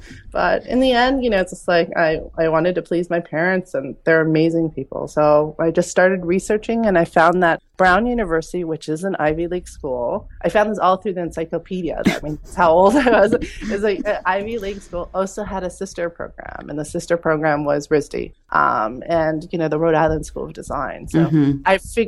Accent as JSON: {"language": "English", "region": "Vienna", "country": "Austria", "tie": "born there", "said": "I've heard the story before, you know, as an immigrant, which I am. I was born in Vienna, Austria to Korean parents. So I consider myself Asian European."}